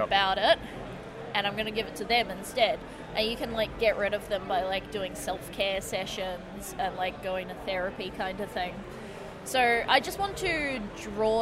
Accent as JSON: {"language": "English", "town": "Melbourne", "region": "Victoria", "country": "Australia", "said": "I'm from Melbourne"}